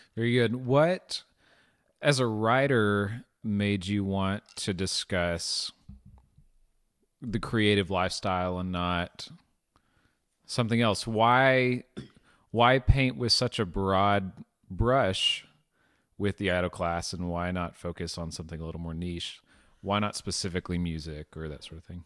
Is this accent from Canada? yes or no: no; Arkansas, United States; growing up in Arkansas